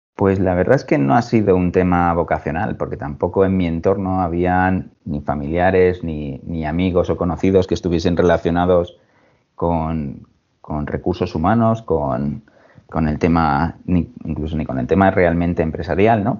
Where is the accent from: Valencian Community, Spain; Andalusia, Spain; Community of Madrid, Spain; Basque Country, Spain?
Valencian Community, Spain; Alicante; moved away as an adult; now in Mallorca, Spain; nací en Alicante hace ya unos, unos cuantos años me decidí por, estudiar relaciones laborales en, la Universidad de Alicante